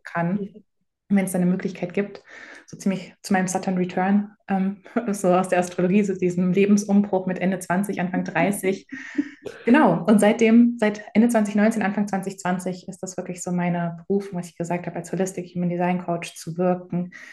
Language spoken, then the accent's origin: German; Germany; in, Deutschland groß geworden, hier zur Schule gegangen